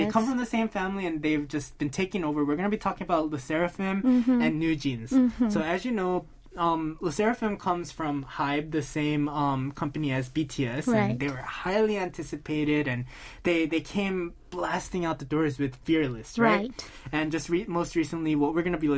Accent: United States; first language English; I'm an American, you know, and English is my first language

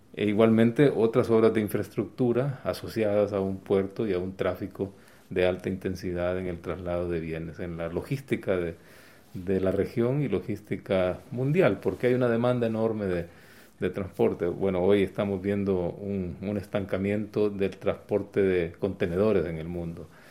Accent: Honduras; nosotros como hondureños que vivimos en democracia

